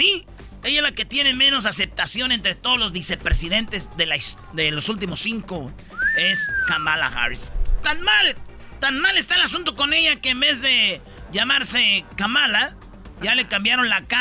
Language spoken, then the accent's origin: Spanish; Mexico